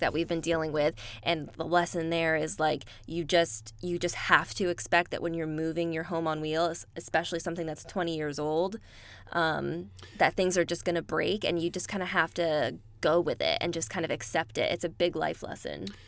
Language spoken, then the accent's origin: English; Bay Area, California, United States; moved away as an adult; I spent most of my life in the Bay Area